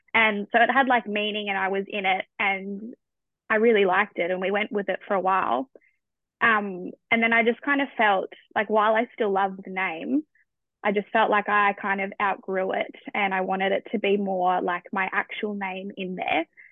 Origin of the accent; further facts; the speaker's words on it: Australia; as an Australian